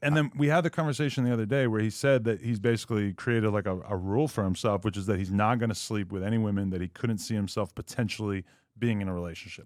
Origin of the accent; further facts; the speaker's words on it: New Hampshire, United States; moved away as an adult; now in Los Angeles, United States; growing up in New Hampshire, I mean, a, and granted, I only lived there till I was, like, nineteen or twenty